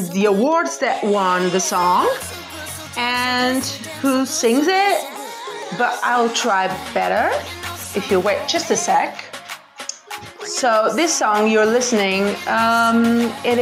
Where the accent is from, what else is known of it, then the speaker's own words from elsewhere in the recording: Portugal; I'm from Portugal. Yeah, Portugal. Western Europe.